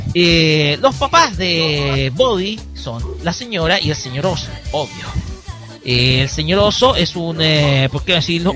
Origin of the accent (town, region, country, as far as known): Chile